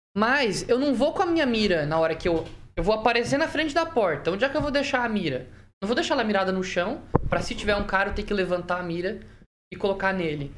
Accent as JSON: {"language": "Portuguese", "region": "Santa Catarina", "country": "Brazil", "tie": "born or raised there", "moved": "yes", "lives_now": "Maringá, Brazil", "said": "eu nasci em Santa Catarina, mas a família da minha mãe é daqui de Maringá"}